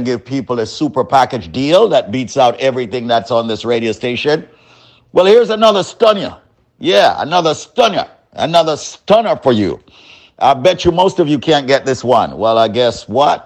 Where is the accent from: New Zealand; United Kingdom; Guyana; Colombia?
Guyana; I am from Guyana